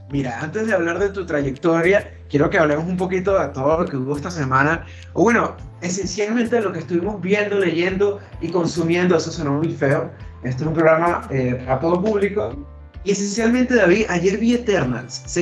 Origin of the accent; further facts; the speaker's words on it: Maracaibo, Zulia, Venezuela; Yo soy el maracucho